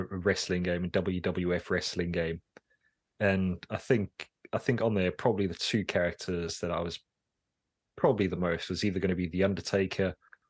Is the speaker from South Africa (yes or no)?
yes; South Africa; moved away as an adult; now in England; I think of myself as South African still, but really I've been here so long now